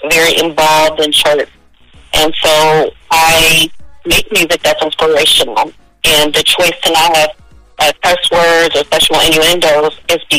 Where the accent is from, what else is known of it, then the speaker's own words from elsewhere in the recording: Oakland, California, United States; also born or lived in San Francisco; I was born in San Fran, raised in Oakland my folks are from the South. My mom is from New Orleans. My dad is from Chicago by way of Mississippi. Um, I grew up in the Bay Area.